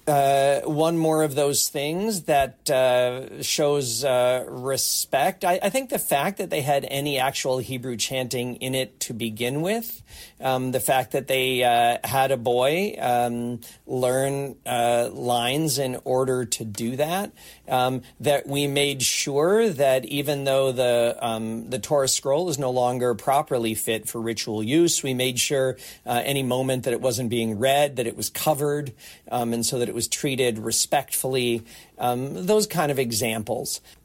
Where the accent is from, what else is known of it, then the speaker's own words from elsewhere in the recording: United States; now in Toronto, Canada; I'm a proud Canadian, I'm originally from the States